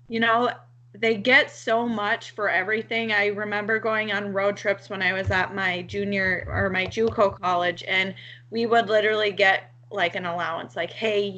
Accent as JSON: {"language": "English", "region": "Minnesota", "country": "United States", "also_born_or_lived": "Dallas, Texas", "accent": "Minnesota", "said": "I am actually from Minnesota"}